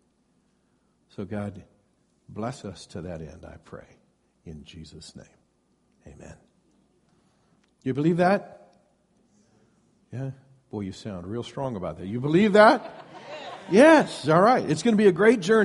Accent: Iowa, United States; moved away as an adult; now in West Coast, United States; as soon as I left my home of origin, I moved to the West Coast from Iowa

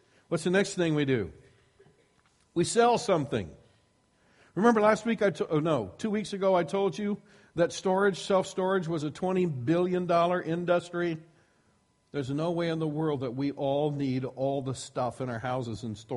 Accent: Iowa, United States; I grew up in Iowa, and one of the things that we got in Iowa was lots of snow

